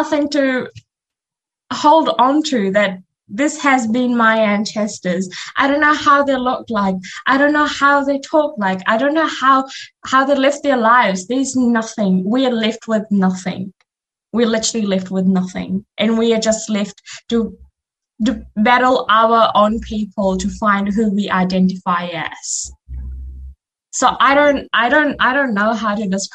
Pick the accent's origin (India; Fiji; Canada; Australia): Fiji; now in New Zealand; in Fiji, there's no division that I'm not a Fijian, you know, I'm still part of the community